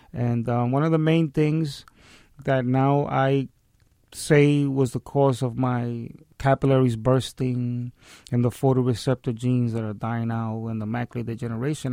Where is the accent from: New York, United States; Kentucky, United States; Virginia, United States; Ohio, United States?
New York, United States; New York City; born and raised in the South Bronx. I'm a Hunts Point baby